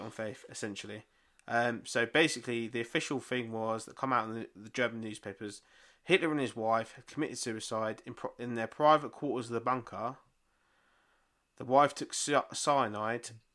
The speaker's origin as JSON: {"language": "English", "region": "England", "country": "United Kingdom", "said": "we're fucking English"}